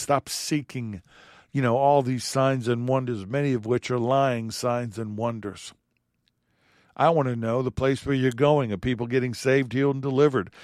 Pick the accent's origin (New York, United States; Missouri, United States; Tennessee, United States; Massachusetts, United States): New York, United States; I'm an Italian from New York